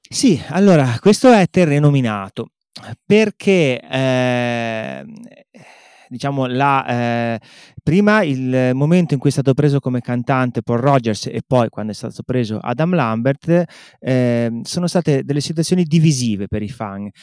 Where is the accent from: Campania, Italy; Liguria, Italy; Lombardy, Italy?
Liguria, Italy; Genoa; io sono genovese